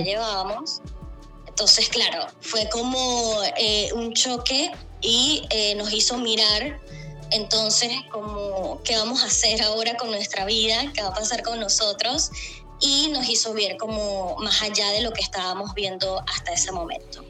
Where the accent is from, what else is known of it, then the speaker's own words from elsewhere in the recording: Maracaibo, Zulia, Venezuela; moved away as an adult; now in Chile; soy venezolana, ¿no? Soy de Maracaibo